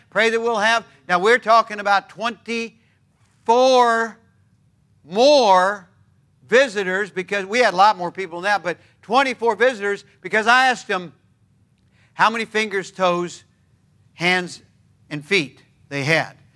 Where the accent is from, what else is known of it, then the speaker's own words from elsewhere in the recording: United States; I'm all American, but I'm one half Norwegian